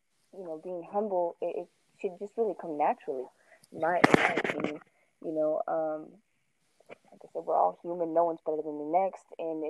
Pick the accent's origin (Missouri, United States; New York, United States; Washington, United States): Washington, United States; Tacoma; I am originally from Washington State, Tacoma to be exact